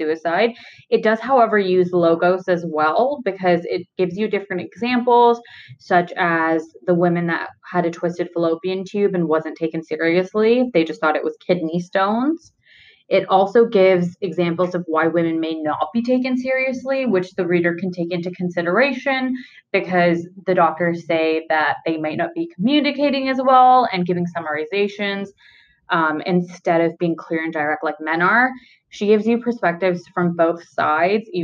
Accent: Ontario, Canada; I've only ever lived in Ontario

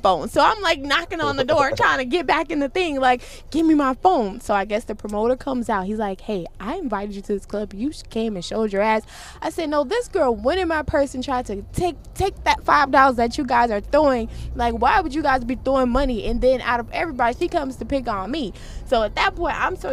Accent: Chicago, Illinois, United States; I'm from Chicago.

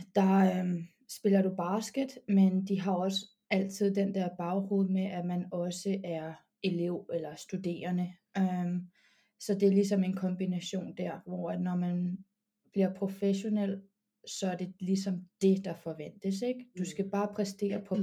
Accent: Copenhagen, Capital Region of Denmark, Denmark; moved away as an adult; also born or lived in United States; now in Madrid, Spain; jeg har min ungdomsbasket i BK Amager

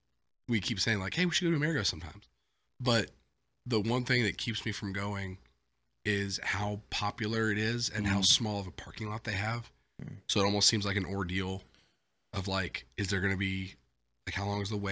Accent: Ridgeland, Mississippi, United States; I grew up in Ridgeland.

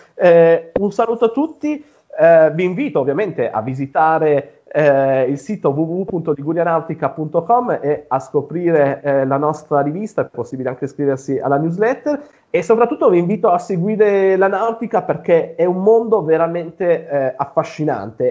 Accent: Piedmont, Italy; Io sono nato in Piemonte, eh, dove vivo tuttora.

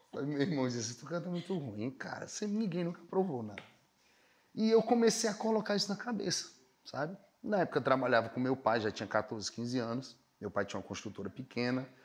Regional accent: Fortaleza, Ceará, Brazil; also born or lived in Campina Grande, Paraíba; Eu sou de Campina Grande, na Paraíba, né? E saí de Campina Grande com oito anos para morar aqui em Fortaleza.

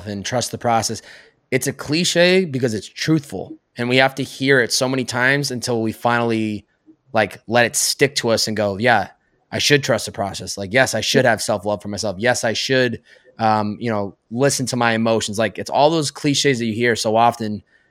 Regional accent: Massachusetts, United States; moved away as an adult; also born or lived in New York; now in Southern California, United States; I'm from Massachusetts

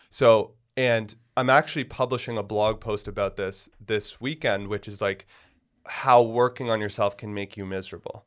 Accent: Toronto, Ontario, Canada; moved away; I grew up in Toronto

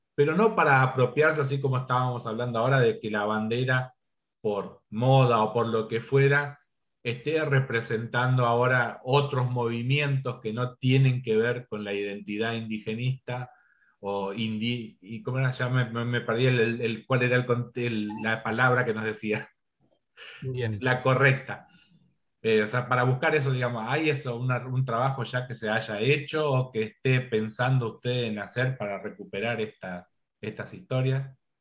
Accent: Argentina; nuestra identidad como Argentina

